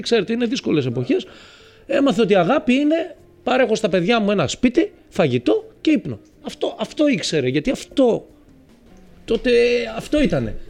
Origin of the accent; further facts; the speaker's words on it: Thessaloniki, Central Macedonia, Greece; now in Athens, Greece; Πήγα Θεσσαλονίκη στην πατρίδα μου μετά από πάρα πολλά χρόνια, γιατί ζω εδώ από το 97.